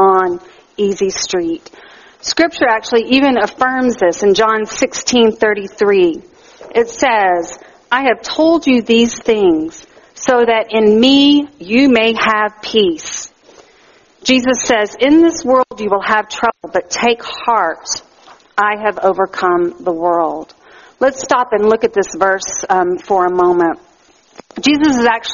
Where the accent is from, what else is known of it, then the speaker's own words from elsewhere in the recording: Texas, United States; now in Canada; in the South where I grew up in Texas